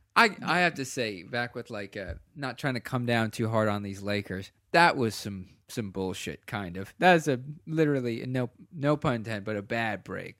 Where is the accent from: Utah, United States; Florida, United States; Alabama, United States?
Florida, United States; East Coast of Central; I grew up in Central Florida, on the East Coast of Central Florida